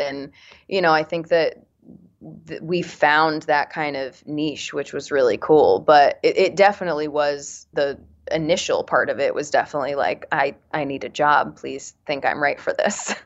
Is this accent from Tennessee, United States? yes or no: no; Connecticut, United States; moved away; I'm from Connecticut